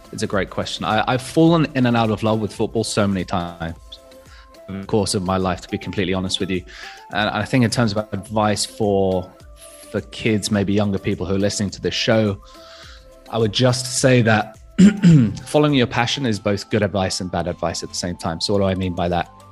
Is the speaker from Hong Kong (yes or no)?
yes; Hong Kong; I was born and raised in Hong Kong as a, as a fairly typical international school kid.